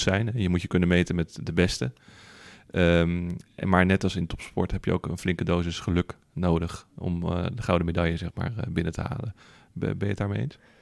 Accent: Netherlands

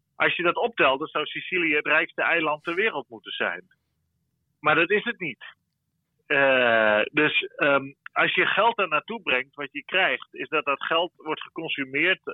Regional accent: Netherlands; now in Brussels, Belgium; wij als Nederlanders

